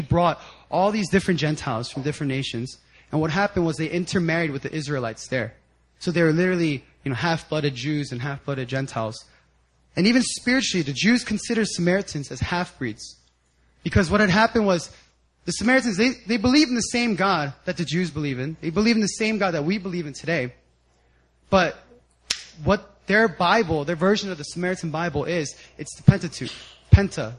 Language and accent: English; 10 minutes outside of Philadelphia, Pennsylvania, United States; I grew up 10 minutes right outside of Philadelphia.